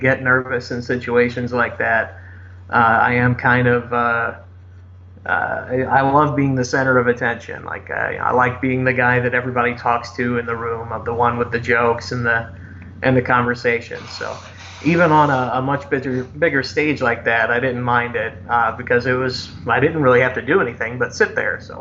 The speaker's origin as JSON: {"language": "English", "area": "near St. Louis", "region": "Missouri", "country": "United States", "tie": "born or raised there", "said": "St. Louis, Missouri, which is very close to my hometown"}